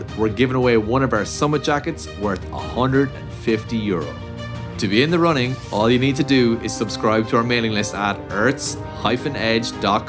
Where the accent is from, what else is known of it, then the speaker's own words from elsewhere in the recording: Tipperary, Ireland; I'm from Tipperary, but like, still the Midlands